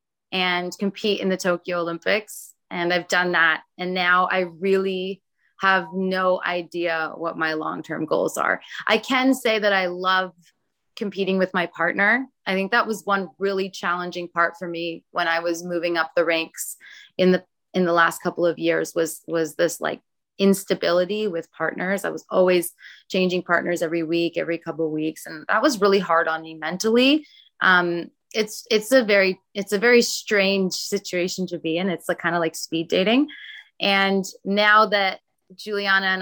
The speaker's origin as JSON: {"language": "English", "town": "Toronto", "region": "Ontario", "country": "Canada", "tie": "born or raised there", "said": "I am born and raised in Toronto"}